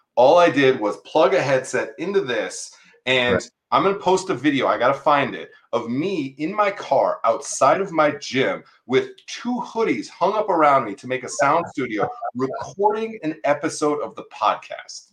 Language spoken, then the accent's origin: English; San Diego, California, United States; moved away; I'm a San Diego kid too.